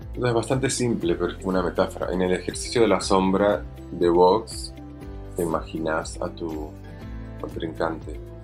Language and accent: Spanish; Bogotá, Colombia; now in Argentina; no soy argentino, nací en Bogotá, Colombia y vivo en Argentina hace 22 años.